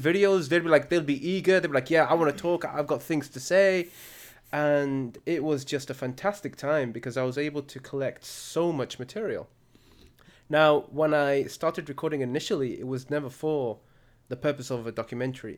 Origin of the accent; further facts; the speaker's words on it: Al Khums, Murqub, Libya; my hometown of Al Khums